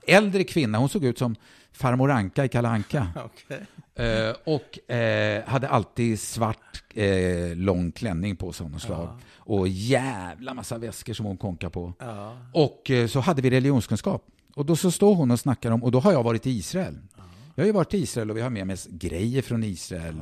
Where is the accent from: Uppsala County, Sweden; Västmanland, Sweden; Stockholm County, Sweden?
Stockholm County, Sweden; Stockholm; född och uppvuxen i Stockholm